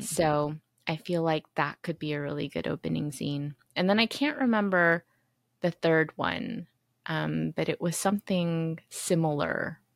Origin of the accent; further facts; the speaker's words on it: United States; moved away as an adult; now in South Korea; I was born and raised in the United States